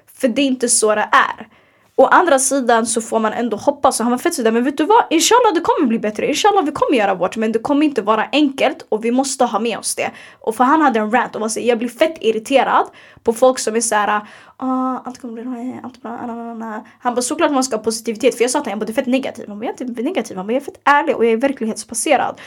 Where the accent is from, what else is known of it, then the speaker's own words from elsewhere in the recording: Sweden; vi är svenskar